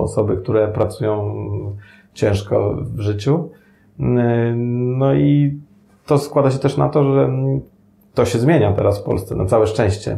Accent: Sandomierz, Świętokrzyskie Voivodeship, Poland; also born or lived in Madeira; w moim Sandomierzu, skąd pochodzę

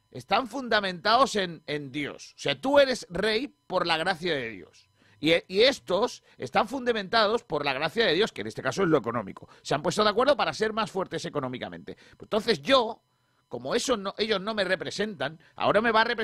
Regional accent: Spain; creo que los que no somos de Madrid, Barcelona y del Athletic, en el caso de que somos eh, los españoles

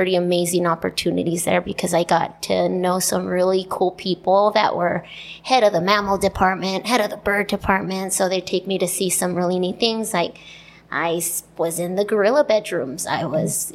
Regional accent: Calipatria, California, United States; also born or lived in Niland; pretty much born and raised in Calipat and Nyland

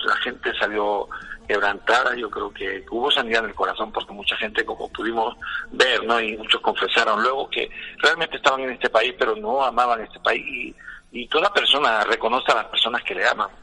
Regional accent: Spain; los que éramos españoles

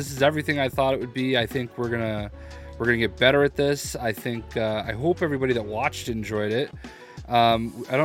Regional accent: Boston, Massachusetts, United States; I'm a dude from Boston

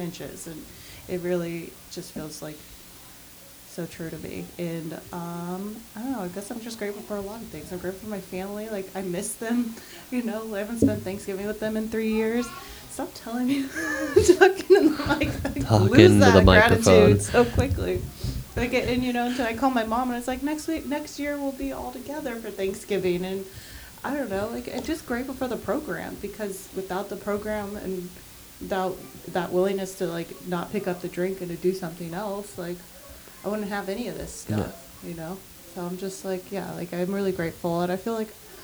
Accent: Las Vegas, Nevada, United States; now in Connecticut, United States; I'm from Vegas

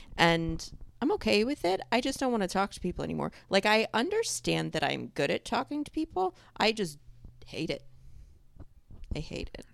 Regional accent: New York, United States; I grew up in New York

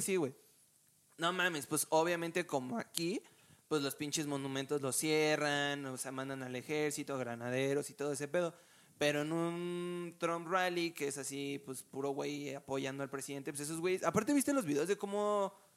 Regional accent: Mexico

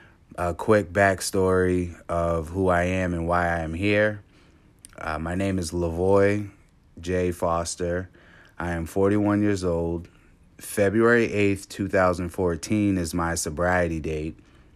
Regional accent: Cape Cod, Massachusetts, United States; Growing up in Cape Cod, I was the only black kid in my class till about sixth grade.

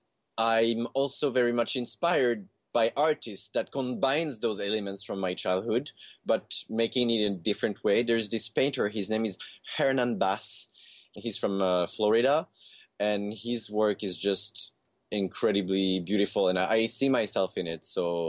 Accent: Canada; I grew up in Canada

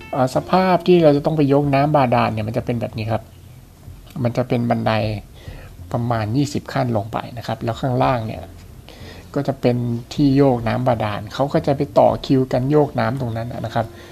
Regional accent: Thailand; ตัวผมเองเนี่ยเป็น เด็กที่เกิดในต่างจังหวัด

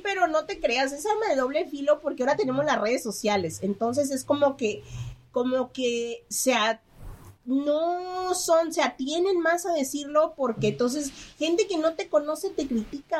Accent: Mexico; yo soy mexicana

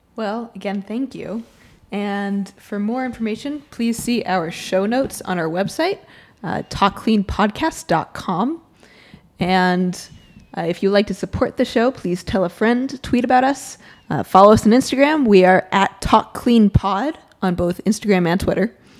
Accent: Boston, Massachusetts, United States; moved away as an adult; also born or lived in Florida / North Carolina; I'm from the Boston area, but I went to school in Florida and then North Carolina

